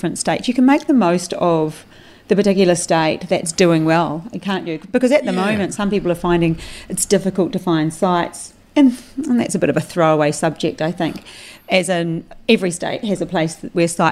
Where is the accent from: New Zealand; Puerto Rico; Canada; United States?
New Zealand; now in Australia; me being a New Zealander